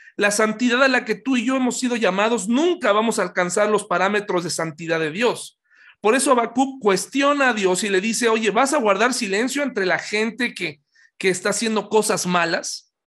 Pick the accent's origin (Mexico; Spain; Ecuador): Mexico; Pachuca, Hidalgo; cuando yo era niño, yo crecí en Pachuca